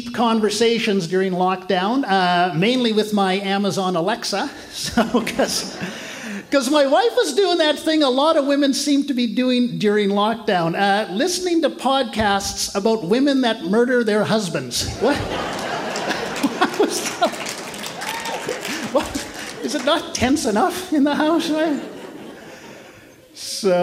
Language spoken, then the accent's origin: English; Canada; I'm from Canada.